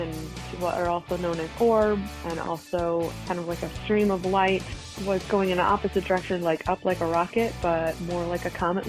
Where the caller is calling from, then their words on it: Charlotte, North Carolina, United States; I am actually calling from Charlotte, North Carolina